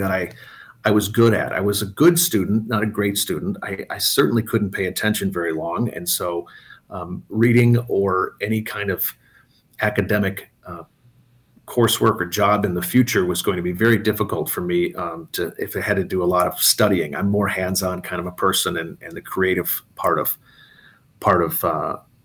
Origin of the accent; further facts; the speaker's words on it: Antigo, Wisconsin, United States; also born or lived in Milwaukee, Wisconsin; Born in Milwaukee, moved from there when I was going to start kindergarten, moved way up north to do a little small town in central Wisconsin called Antigo.